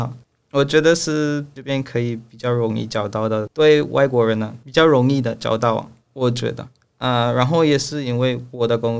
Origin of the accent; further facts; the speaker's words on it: Belize; Chinese is a second language; moved away as an adult; now in Taiwan; 啊，我是贝里斯人，而不是比利时啊。